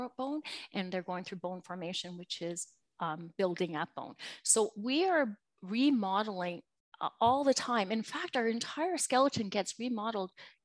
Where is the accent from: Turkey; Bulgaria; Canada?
Canada; I am from Canada